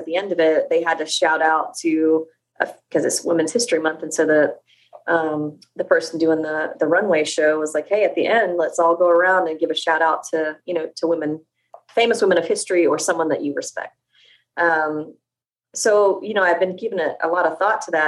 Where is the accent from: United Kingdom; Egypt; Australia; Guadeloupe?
United Kingdom; England; moved away; I was raised in England